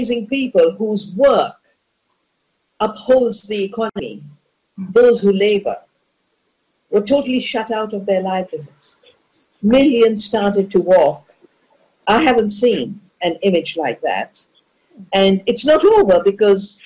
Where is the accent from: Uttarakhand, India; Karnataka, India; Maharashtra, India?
Uttarakhand, India; Dehradun; get locked down in my hometown, my home valley, my childhood birthplace